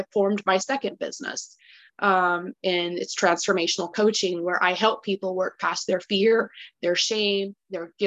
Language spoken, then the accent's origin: English; California, United States; moved away as an adult; also born or lived in Texas; I was born and raised in California.